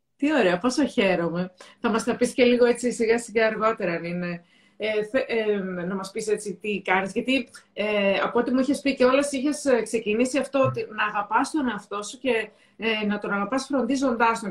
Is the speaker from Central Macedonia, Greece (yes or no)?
yes; Thessaloniki, Central Macedonia, Greece; εγώ είμαι από τη Θεσσαλονίκη